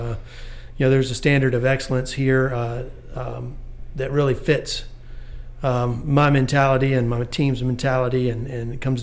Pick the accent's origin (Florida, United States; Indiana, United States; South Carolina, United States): South Carolina, United States; Bamberg; also born or lived in Augusta, Georgia; I was born in Augusta, raised in Bamberg, South Carolina